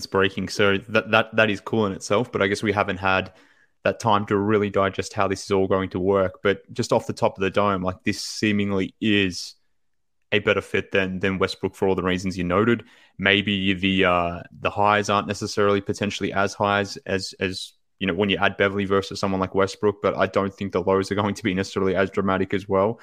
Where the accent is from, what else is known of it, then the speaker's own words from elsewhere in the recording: Australia; from Australia